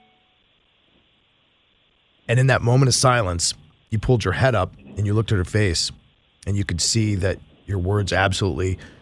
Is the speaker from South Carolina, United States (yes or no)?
no; Bethesda, Maryland, United States; Bethesda, Maryland. That's my hometown